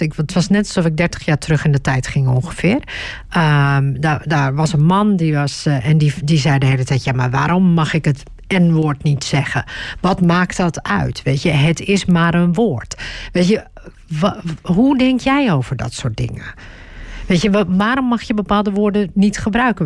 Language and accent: Dutch; Turkey; now in Netherlands; als je Turks bent, zoals ik